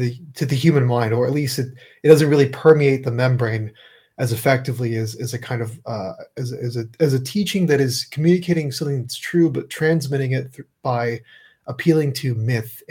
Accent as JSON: {"language": "English", "region": "California", "country": "United States", "tie": "born or raised there", "said": "growing up in California"}